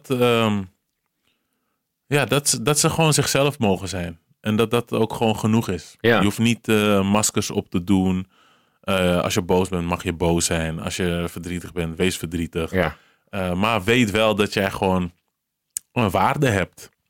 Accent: Cape Verde; Gewoon echt zo'n Surinaams accent. Terwijl ik ben Kaapverdiaans, maar goed.

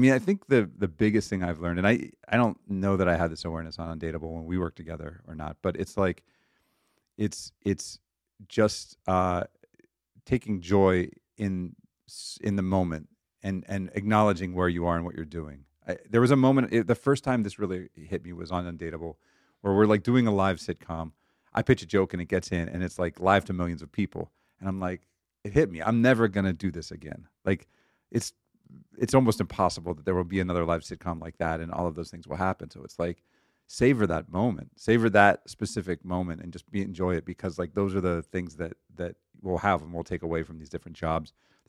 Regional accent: Pittsburgh, Pennsylvania, United States; moved away as an adult; also born or lived in Cleveland, Ohio; I grew up in Pittsburgh, Pennsylvania.

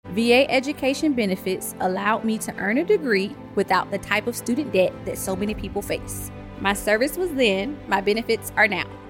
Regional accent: Australia; an Australian

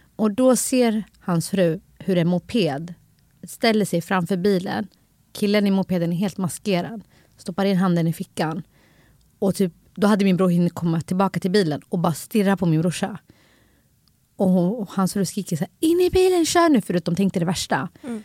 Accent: Stockholm, Stockholm County, Sweden; jag är också från Husby. Mm. Jag växte upp med många kulturer runt omkring mig.

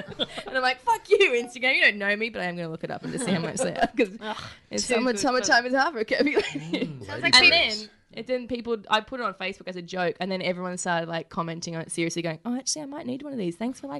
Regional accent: Warwick, Queensland, Australia; I'm also a Queenslander

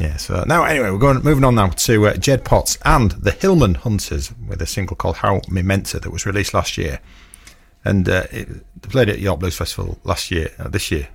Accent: Stamford Bridge, Yorkshire and the Humber, United Kingdom; where I grew up in Stamford Bridge

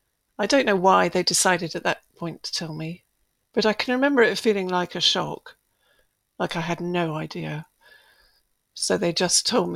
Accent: Edinburgh, Scotland, United Kingdom; born there; I was born in Edinburgh, like Nicky, so my birth mother had come across to Scotland to safely give birth to us both. So I was born in 1959.

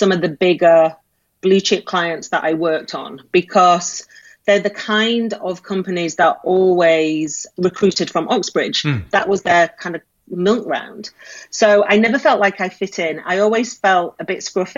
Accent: the north of England, United Kingdom; They valued my accent. They valued my colloquialisms and the random funny things that I would say about people and about life in the north and about what it's like to live on a council estate.

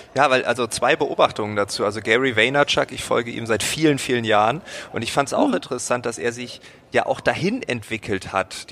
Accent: Germany; I'm from Germany

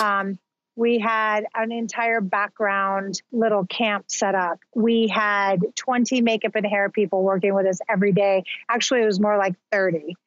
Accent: Albuquerque, New Mexico, United States; moved away as an adult; also born or lived in Southern California; I was born and raised in Albuquerque, New Mexico

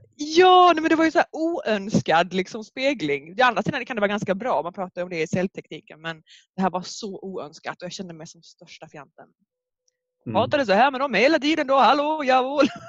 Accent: Skåne, Sweden; accent: mixed Skåne and Norrland; jag är från Skåne men min pappa är från Umeå, Norrland, så min dialekt är himla blandad

